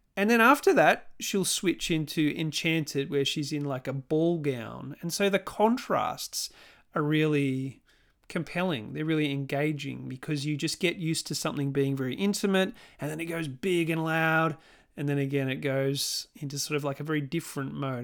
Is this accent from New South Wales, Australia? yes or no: no; Melbourne, Victoria, Australia; my hometown of Melbourne